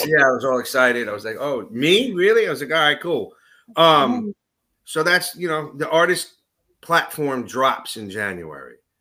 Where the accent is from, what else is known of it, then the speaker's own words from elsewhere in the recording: New York City, New York, United States; now in North Jersey, United States; I grew up in Astoria, Queens